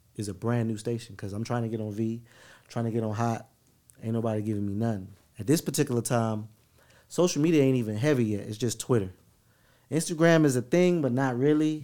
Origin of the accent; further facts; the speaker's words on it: West Palm Beach, Florida, United States; now in Atlanta, United States; I'm from West Palm Beach, but I'm from West Palm Beach. I'm not from Palm Beach